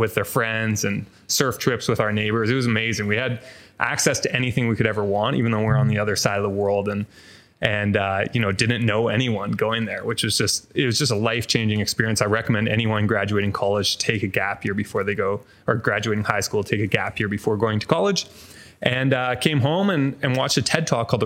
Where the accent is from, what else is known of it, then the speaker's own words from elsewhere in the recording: Vancouver, British Columbia, Canada; moved away as an adult; also born or lived in Toronto; I grew up in a co-op in Falls Creek, an area of Vancouver